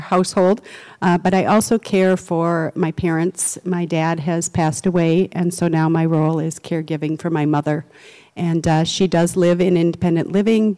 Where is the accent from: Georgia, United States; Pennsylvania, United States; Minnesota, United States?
Minnesota, United States; Edina; also born or lived in Netherlands; I grew up in Edina, so that's where I spent most of my life